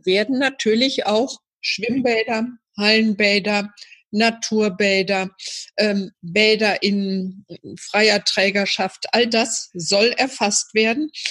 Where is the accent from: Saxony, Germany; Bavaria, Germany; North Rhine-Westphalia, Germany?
North Rhine-Westphalia, Germany; Iserlohn; in meiner Heimatstadt natürlich einen sehr engen Draht weil ich als kleines Mädchen hier schon im Turnverein gewesen bin